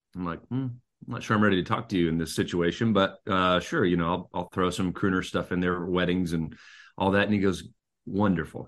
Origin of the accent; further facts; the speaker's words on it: Eugene, Oregon, United States; moved away as an adult; now in Nashville, United States; I'm a native Oregonian. I grew up in Eugene